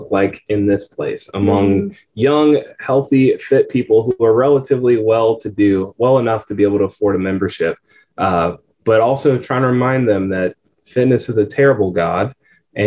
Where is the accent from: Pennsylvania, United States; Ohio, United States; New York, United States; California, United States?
California, United States; San Francisco Bay Area; moved away as an adult; now in Tampa, United States; I'm originally from California, San Francisco Bay Area.